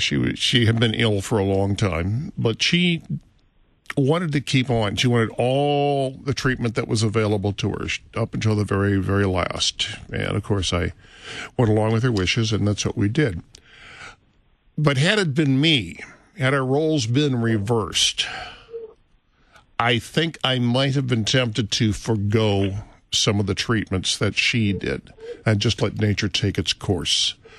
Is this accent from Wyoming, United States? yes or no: yes; Laramie, Wyoming, United States; We're from Laramie, Wyoming.